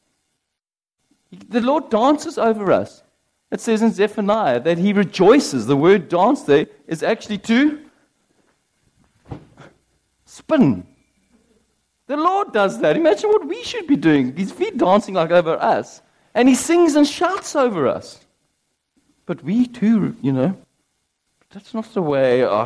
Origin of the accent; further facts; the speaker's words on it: United Kingdom; I'm British